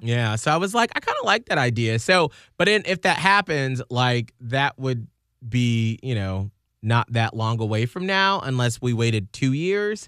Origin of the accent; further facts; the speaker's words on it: Atlanta, Georgia, United States; now in Saint Petersburg, United States; I'm from Atlanta